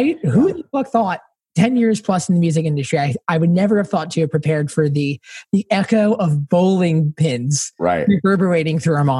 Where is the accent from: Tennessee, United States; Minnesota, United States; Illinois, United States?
Tennessee, United States; Spring Hill; I grew up outside of Nashville in a small town called Spring Hill, Tennessee, about hours.